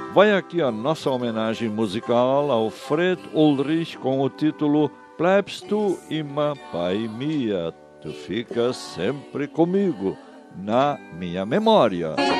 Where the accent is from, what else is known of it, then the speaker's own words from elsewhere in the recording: Brazil; Falar bem o português é nossa obrigação como brasileiros